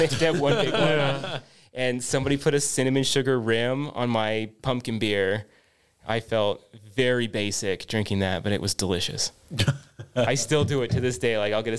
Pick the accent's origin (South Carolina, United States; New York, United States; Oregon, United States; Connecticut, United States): Oregon, United States; Bend; I grew up in Bend, so every time I go back up to Bend, it's like, it's a beer town for sure